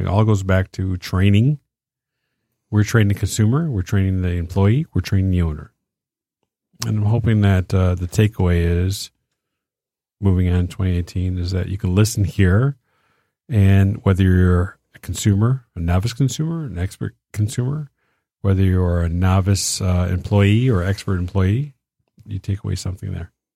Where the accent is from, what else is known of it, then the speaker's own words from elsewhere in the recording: Detroit, Michigan, United States; we're from Detroit